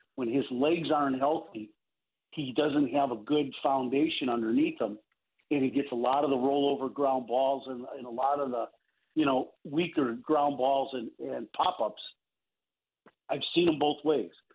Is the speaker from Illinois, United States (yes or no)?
yes; Chicago, Illinois, United States; as a Chicagoan that I am